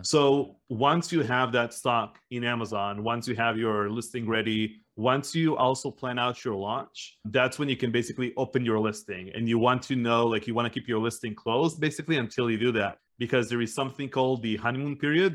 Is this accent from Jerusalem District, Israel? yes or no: no; Northern District, Israel; also born or lived in United States; We lived in like a small town up north in the northern side of Israel.